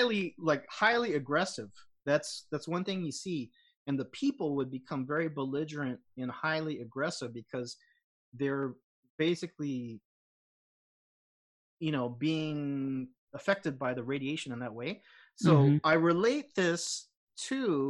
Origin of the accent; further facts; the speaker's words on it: United States; now in Los Angeles, United States; I'm American, but I'm Japanese American